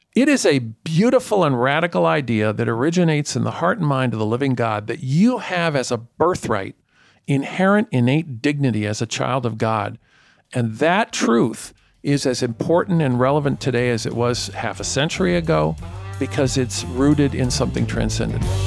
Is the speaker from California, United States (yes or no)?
no; New York City, New York, United States; I grew up in Spanish Harlem in a precinct with the highest rate of violent crime of any precinct in the borough of Manhattan